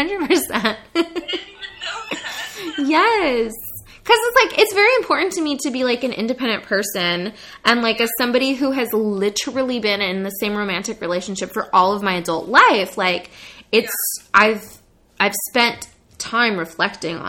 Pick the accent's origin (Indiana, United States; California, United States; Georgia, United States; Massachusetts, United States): California, United States; Monterey; it does take place in my hometown